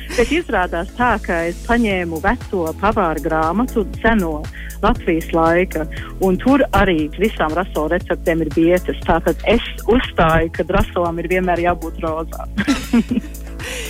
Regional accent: Australia; latvieši uzaugot Austrālijā

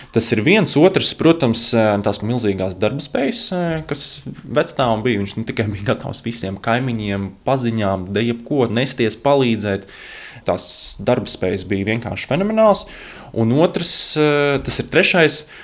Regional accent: Latvia; Mēs esam šeit dzimuši

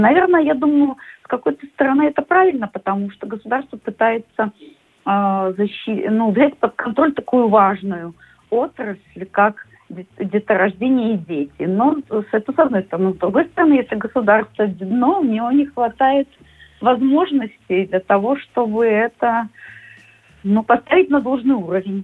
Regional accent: Minsk, Belarus; moved away as an adult; now in Latvia; Я из Минска

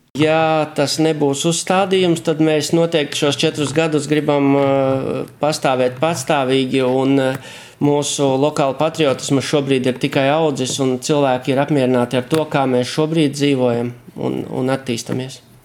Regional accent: Varakļāni, Latgale, Latvia; accent: Latgalian; mēs nezinu, runājam latgaliski

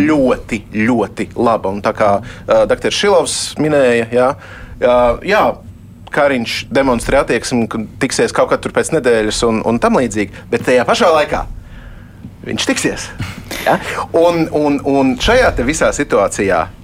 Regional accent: Latvia; Tādā mēs augām Latvijā 90. gados

